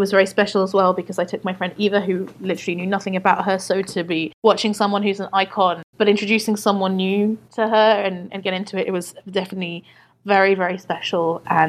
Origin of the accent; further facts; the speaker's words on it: England, United Kingdom; also born or lived in Portugal; now in Brussels, Belgium; I am originally from Portugal. I grew up in England and I'm currently living in Brussels, Belgium.